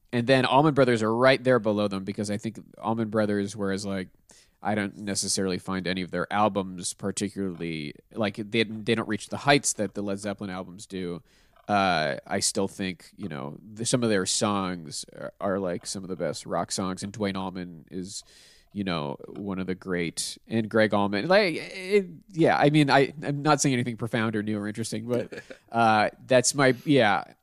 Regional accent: Pittsburgh, Pennsylvania, United States; I'm from Pittsburgh, so it would have been from uh, the the chain that we have there called Giant Eagle

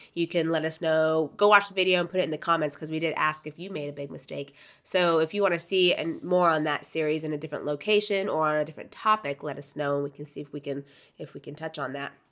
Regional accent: Florida, United States; moved away as an adult; now in Porto, Portugal; I grew up in Florida

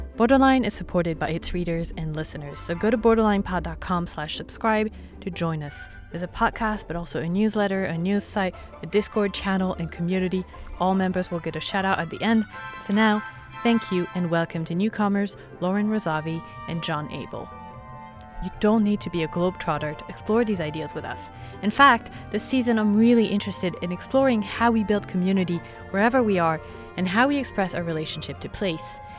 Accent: France; moved away; growing up in France then

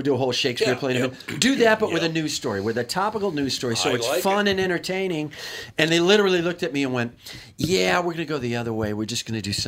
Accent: Kenosha, Wisconsin, United States; I grew up in Kenosha, Wisconsin

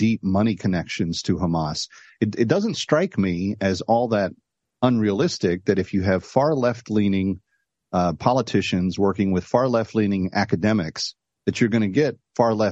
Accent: Texas, United States; me being a Texan

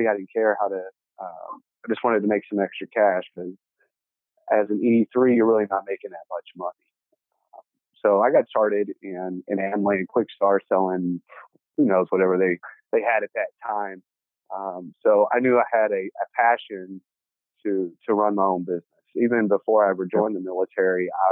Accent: Dallas, Texas, United States; I was born and raised here in Dallas. Started out in Oak Cliff

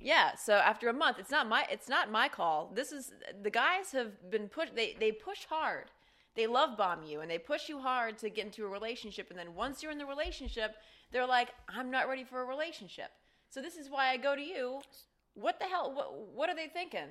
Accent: Ohio, United States; moved away as an adult; now in Los Angeles, United States; I, I grew up in Ohio, and I don't have any brothers or sisters

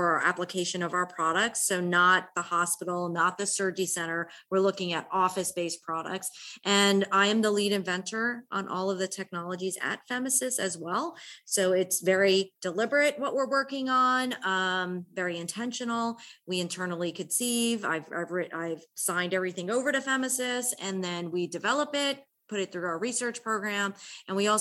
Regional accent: United States; moved away as an adult; now in Atlanta, United States; I'm originally from the New York, New Jersey area. I came to Atlanta in 1995

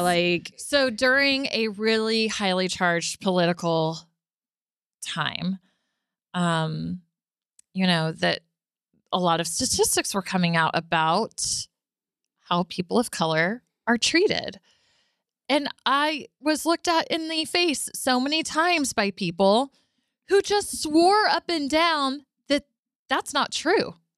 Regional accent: Arlington, Texas, United States; I was born and raised in Arlington

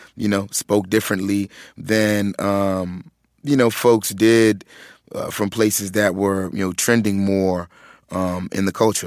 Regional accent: Philadelphia, Pennsylvania, United States; growing up in Philadelphia

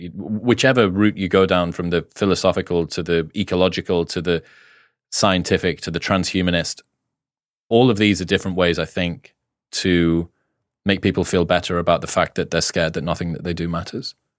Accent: United Kingdom; being a Brit

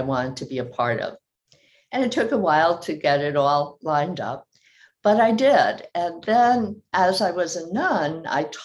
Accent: New Jersey, United States; I was the oldest of five of a very Irish, very Catholic family in New Jersey. And growing up, we had a lot of priests

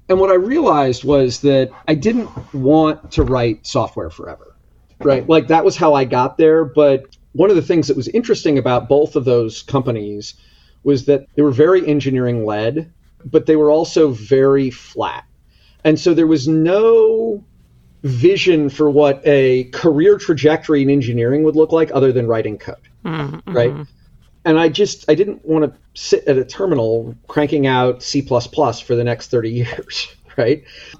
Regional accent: Palo Alto, California, United States; moved away; Palo Alto. Yep. Fifth And generation Palo Alton.

